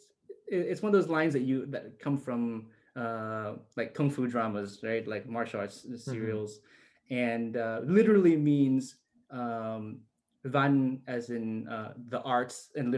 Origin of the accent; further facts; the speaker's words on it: Winston-Salem, North Carolina, United States; So I was born and raised in North Carolina. And Winston-Salem, actually. So Winston-Salem is not a Vietnamese heavy.